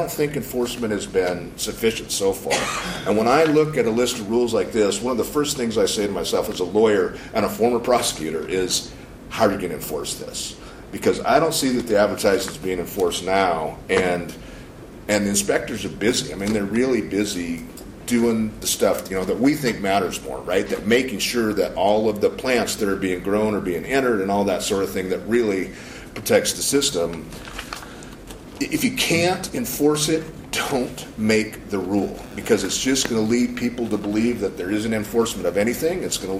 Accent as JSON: {"language": "English", "town": "Missoula", "region": "Montana", "country": "United States", "said": "And I'm from Missoula."}